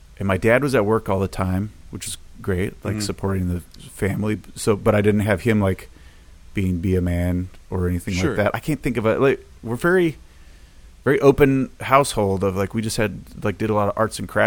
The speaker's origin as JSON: {"language": "English", "town": "Portland", "region": "Oregon", "country": "United States", "tie": "born or raised there", "moved": "as an adult", "said": "I grew up in Portland"}